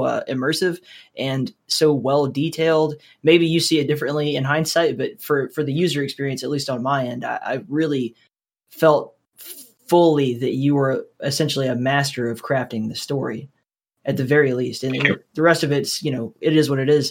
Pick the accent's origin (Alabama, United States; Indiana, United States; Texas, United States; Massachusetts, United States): Alabama, United States; I'm from Alabama, so it was like University of Alabama or Auburn was like that forever.